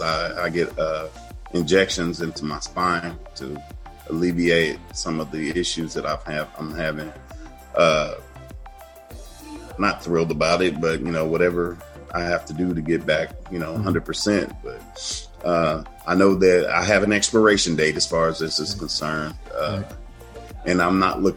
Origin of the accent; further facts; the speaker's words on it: Chicago, Illinois, United States; I grew up in Chicago